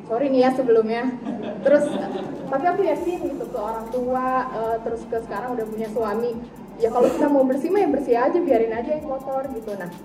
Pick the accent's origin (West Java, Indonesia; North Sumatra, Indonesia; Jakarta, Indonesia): West Java, Indonesia; Cimahi; Saya dari Cimahi